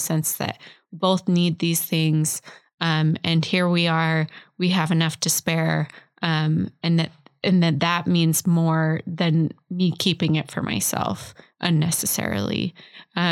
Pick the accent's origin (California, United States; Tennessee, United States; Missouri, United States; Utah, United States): Utah, United States; Salt Lake City; I grew up in Salt Lake